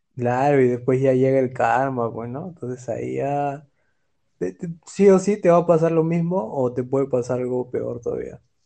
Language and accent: Spanish; Peru; also born or lived in Germany; Yo de Perú